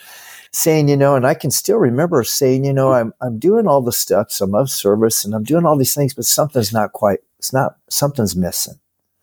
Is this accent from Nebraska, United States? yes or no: yes; Nebraska, United States; now in California, United States; But yeah, I always tell everybody I'm from Nebraska. I've been living in California, but I'll always be a Nebraskan.